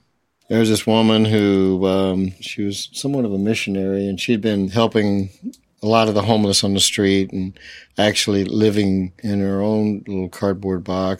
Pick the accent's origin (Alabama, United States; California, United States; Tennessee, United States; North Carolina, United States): Tennessee, United States; Memphis; moved away; also born or lived in Los Angeles; originally I'm from Memphis.